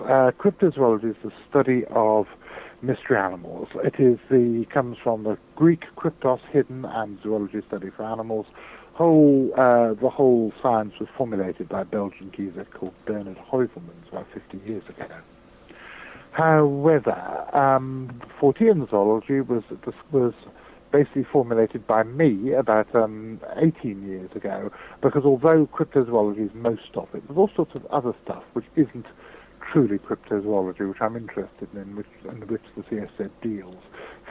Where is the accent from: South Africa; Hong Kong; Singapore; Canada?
Hong Kong; also born or lived in United Kingdom; I was born in Britain, brought up in Hong Kong in the 1960s. I'm nearly 50 years old.